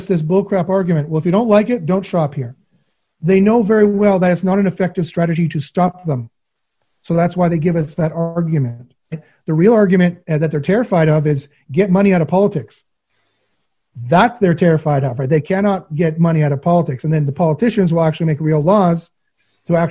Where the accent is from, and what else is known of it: Western Canada, Canada